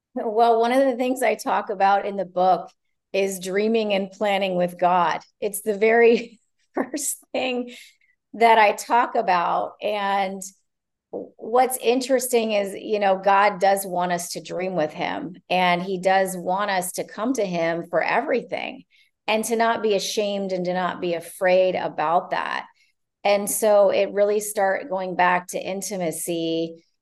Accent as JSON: {"language": "English", "region": "Ohio", "country": "United States", "also_born_or_lived": "Canada", "moved": "yes", "lives_now": "Florida, United States", "said": "I'm originally from Ohio, grew up part of my life in Canada as well"}